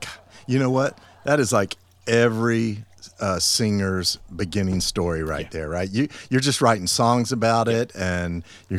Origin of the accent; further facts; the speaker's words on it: the South, United States; I'm from the South.